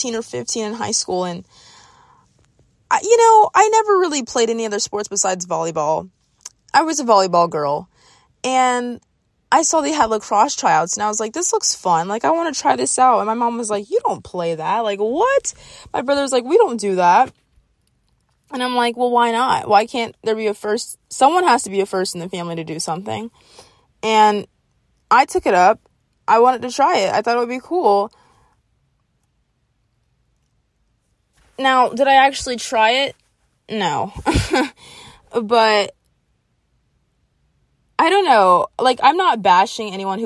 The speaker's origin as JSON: {"language": "English", "town": "Jacksonville", "region": "Florida", "country": "United States", "tie": "born or raised there", "said": "I grew up in Jacksonville. And then I moved out to, like, this country area"}